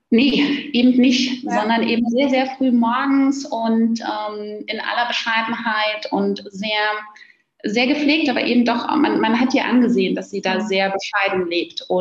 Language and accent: German; Berlin, Germany; born there; Und jetzt bin ich gebürtige Berlinerin und äh, da kennt man das so noch aus den 90er Jahren mit den Punks vor den U-Bahn-Eingängen